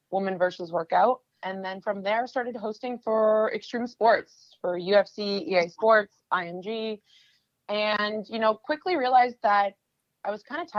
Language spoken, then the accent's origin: English; Canada; moved away as an adult; now in New York, United States; I'm originally from Canada. I used to be an international fashion model and came to New York over 10 years ago